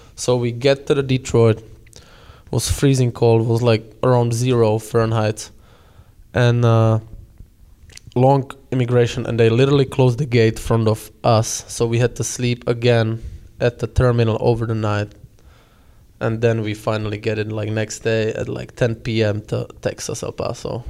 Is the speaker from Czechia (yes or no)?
yes; Prostějov, Olomouc Region, Czechia; English is a second language; now in United States; I'm coming from little town Prostějov